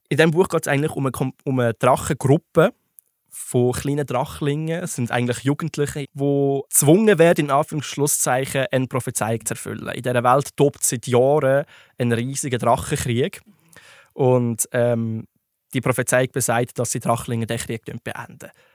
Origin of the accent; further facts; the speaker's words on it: Switzerland; bei uns in der Schweiz